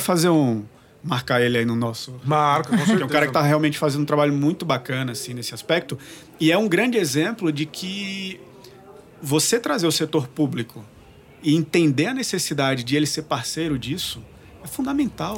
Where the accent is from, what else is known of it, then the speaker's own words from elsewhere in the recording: João Pessoa, Paraíba, Brazil; eu sou de João Pessoa, na Paraíba